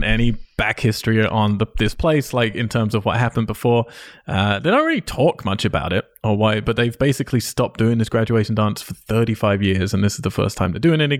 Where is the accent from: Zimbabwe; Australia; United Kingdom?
United Kingdom; I'm British. Everything I say is sarcastic.